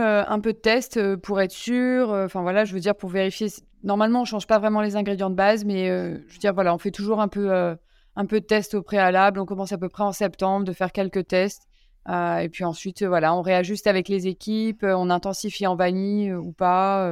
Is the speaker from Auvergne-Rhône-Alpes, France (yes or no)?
yes; Lyon, Auvergne-Rhône-Alpes, France; moved away; je suis lyonnaise